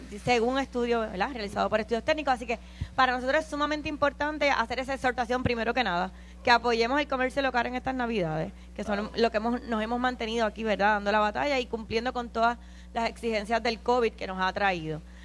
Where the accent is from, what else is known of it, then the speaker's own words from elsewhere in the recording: San Juan, Puerto Rico; yo soy de Coupey